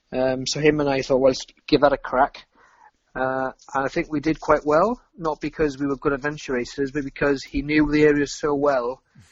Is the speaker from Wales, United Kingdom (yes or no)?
yes; Wales, United Kingdom; He's very English, and I'm very Welsh.